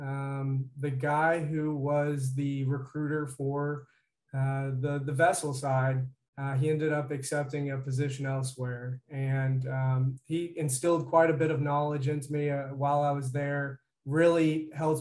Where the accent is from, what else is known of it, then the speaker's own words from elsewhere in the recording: Georgetown, Indiana, United States; moved away as an adult; also born or lived in Cincinnati; I'm originally from Southern Indiana, Georgetown area, probably 20 miles west of Jeffersonville